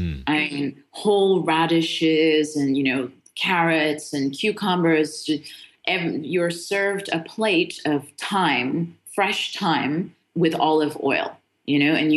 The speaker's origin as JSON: {"language": "English", "town": "Beirut", "region": "Beirut Governorate", "country": "Lebanon", "tie": "born there", "said": "So my mom is Lebanese, and which is why I was born in Beirut."}